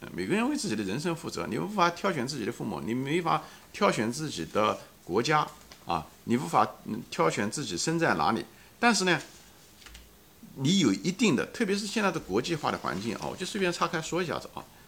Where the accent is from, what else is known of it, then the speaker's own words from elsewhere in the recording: China; 我们中国人